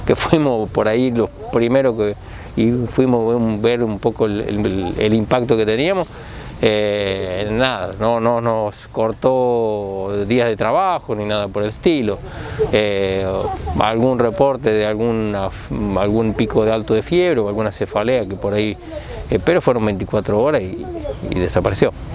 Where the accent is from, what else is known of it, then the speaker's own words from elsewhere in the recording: Argentina; somos argentinos